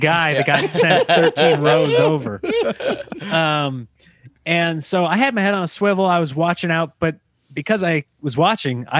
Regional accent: Nebraska, United States; everybody growing up in Nebraska, everybody had the Husker one.

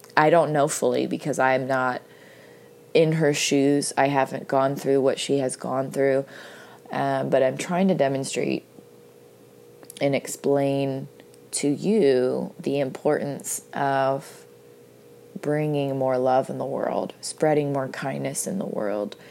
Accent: United States; I'm from the United States of America

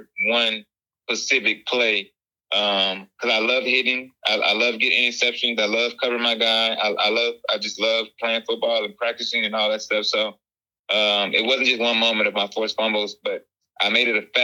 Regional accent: Texas, United States; also born or lived in Mississippi; track was the first sport I participated in when I moved to Texas from Mississippi.

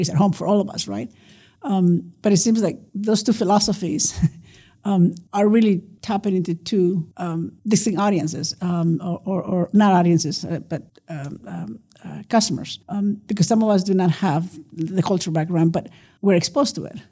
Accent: Nuevo Laredo, Tamaulipas, Mexico; now in El Paso, United States; a dish that I grew up eating in Nuevo Laredo

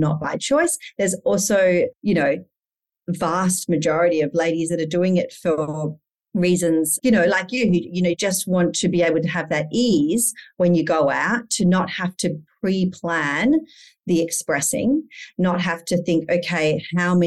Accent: Perth, Western Australia, Australia; now in Indonesia; I'm from Perth. We live in Indonesia as a family.

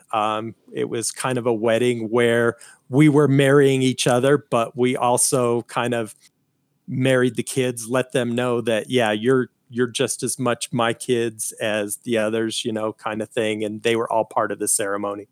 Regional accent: Colorado, United States; I was born here in Colorado

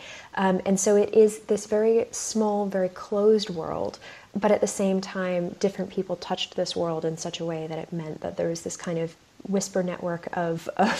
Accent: United States; now in United Kingdom; I have the funny privilege of being both American and British.

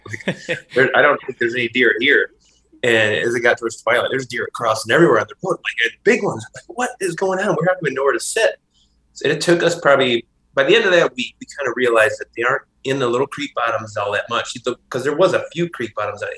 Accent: Michigan, United States; grew up hunting, but, as everybody knows in Michigan, it's like, you know, we shoot everything

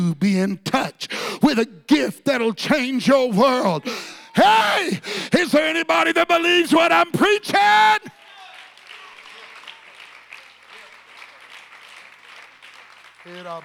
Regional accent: Texas, United States; I'm really a Texan

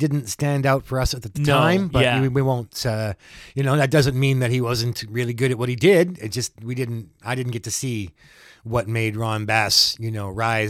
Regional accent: Winnipeg, Manitoba, Canada; we're Winnipeg Canadian boys here.

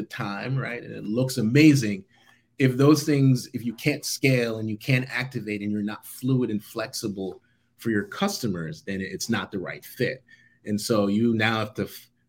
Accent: Jamaica; I was born and raised in Jamaica

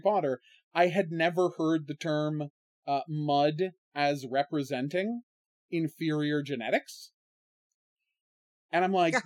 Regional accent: Ottawa, Ontario, Canada; how it was different growing up in Canada in the 80s than America in the 80s, specifically Ottawa

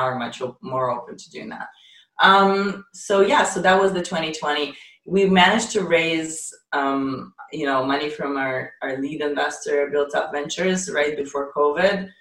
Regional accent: Ukraine; moved away; also born or lived in Israel; I'm actually Ukrainian. I was I was oh, born okay. in the Soviet Union

